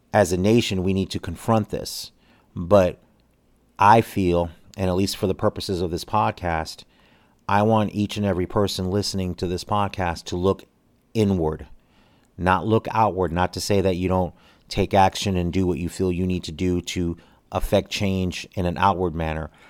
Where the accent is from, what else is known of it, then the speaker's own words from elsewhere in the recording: United States; one American